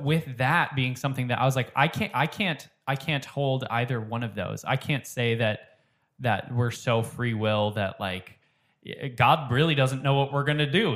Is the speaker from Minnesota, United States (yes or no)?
yes; Minnesota, United States; I grew up in Minnesota